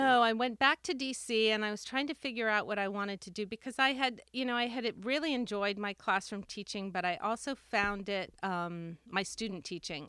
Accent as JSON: {"language": "English", "town": "Washington", "region": "District of Columbia", "country": "United States", "tie": "born or raised there", "also_born_or_lived": "Bethesda, Maryland / Cork, Ireland", "said": "I grew up in Washington, D C, and, um, and then in the, in a suburb of, of D C, Bethesda, Maryland"}